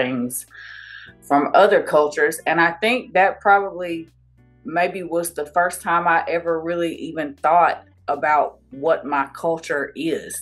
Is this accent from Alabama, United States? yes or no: yes; Somerville, Alabama, United States; moved away; Alabama. It's small. It's so small. There's nothing